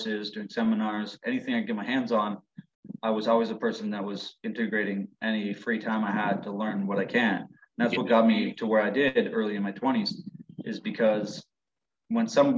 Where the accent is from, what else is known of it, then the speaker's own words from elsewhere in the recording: Ontario, Canada; I'm from Ontario.